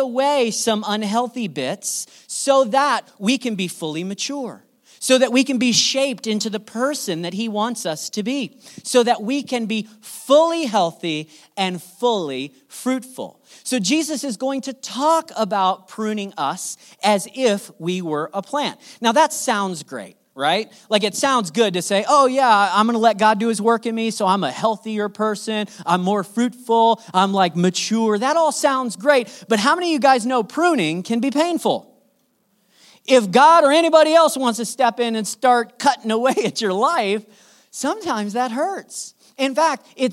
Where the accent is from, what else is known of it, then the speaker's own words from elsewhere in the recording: Southern California, United States; I grew up in Southern California